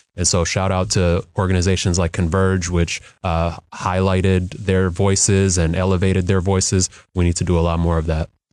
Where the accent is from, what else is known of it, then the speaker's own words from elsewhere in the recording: Skyway, Washington, United States; the lives of my brother and sister were when we lived in Skyway